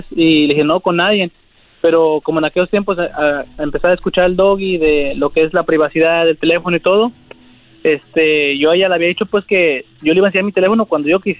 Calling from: Coachella, California, United States; Les hablo aquí de, de Cochela.

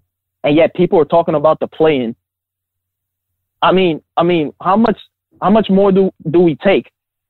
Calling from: Harlem, New York, United States; It's … from Harlem, bro.

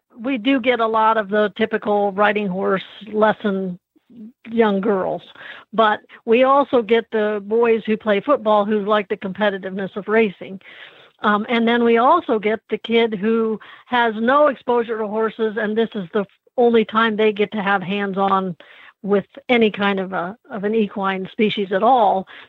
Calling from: Anderson, Indiana, United States; I am calling in from Anderson, Indiana, which is my home now.

